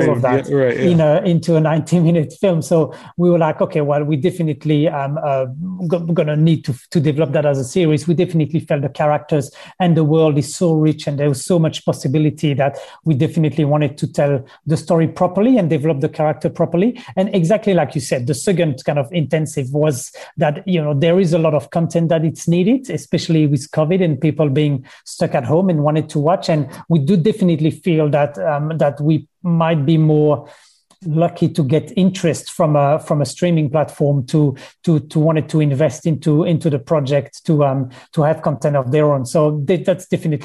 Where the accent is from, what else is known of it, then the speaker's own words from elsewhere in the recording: Belgium; moved away as an adult; now in New Zealand; I'm originally from Belgium. I've been here in New Zealand for 15 years now, but I was born in Belgium.